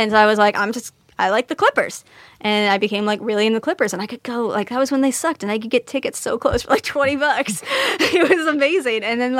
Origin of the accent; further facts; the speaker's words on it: San Rafael, California, United States; I'm from San Rafael in Marin.